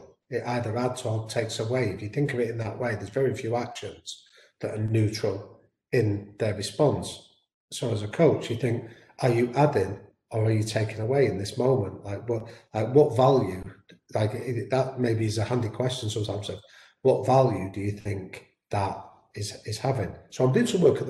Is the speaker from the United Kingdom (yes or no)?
yes; Manchester, North West England, United Kingdom; I'm from Manchester, my background is shaped by two sporting influences in Manchester